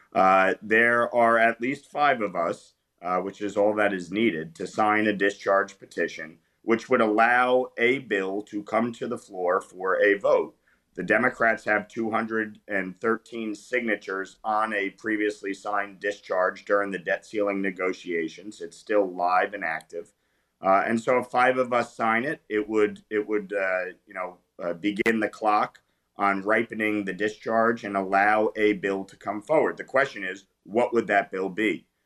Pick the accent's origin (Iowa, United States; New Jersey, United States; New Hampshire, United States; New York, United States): New York, United States; born and raised in New York. I live just outside New York City